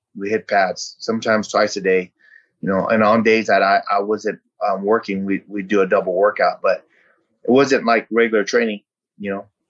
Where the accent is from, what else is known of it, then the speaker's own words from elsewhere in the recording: San Jose, California, United States; English is a second language; also born or lived in Vietnam; my grandfather got on his feet, and we bought a house in San Jose. And you know, we were that typical family that um, that you know, twelve to a four bedroom house